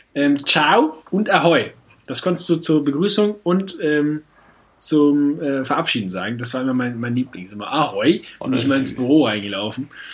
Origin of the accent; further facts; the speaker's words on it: Northern Germany, Germany; also born or lived in Neuss, North Rhine-Westphalia; now in Hamburg, Germany; Ich bin Nordlicht. Ich bin zwar irgendwo äh, fälschlicherweise in Düsseldorf da dabei die Ecke geboren, aber ich bin eigentlich ein Nordlicht